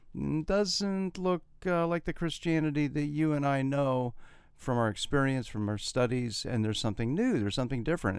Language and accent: English; Columbus, Ohio, United States; also born or lived in New Jersey; now in Florida, United States; my hometown of Columbus, Ohio